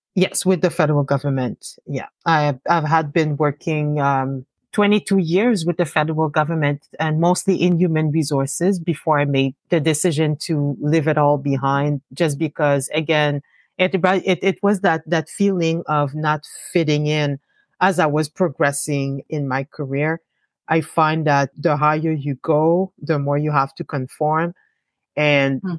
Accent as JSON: {"language": "English", "town": "Gatineau", "region": "Quebec", "country": "Canada", "tie": "born or raised there", "also_born_or_lived": "Montreal", "said": "I was born in Montreal, but uh, my parents did not want to stay uh, hmm. too long in Montreal. So they decided to um, establish uh, themselves um, in Hull. So that's where I grew up."}